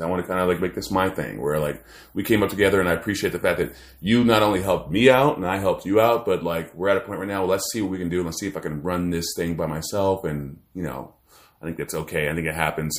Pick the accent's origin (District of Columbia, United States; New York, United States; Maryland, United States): Maryland, United States; also born or lived in Washington, D.C. / Virginia; I'm born in D C. I grew up in Maryland.